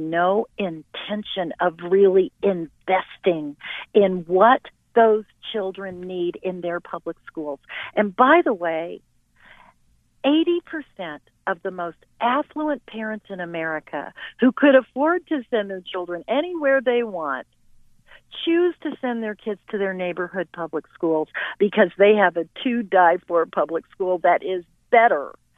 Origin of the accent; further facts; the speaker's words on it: Utah, United States; I'm from Utah